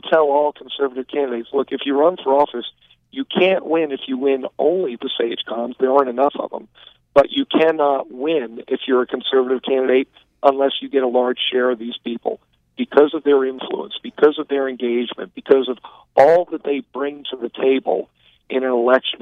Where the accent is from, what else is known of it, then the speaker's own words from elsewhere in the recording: New York City, New York, United States; moved away; also born or lived in Texas; I was born in New York City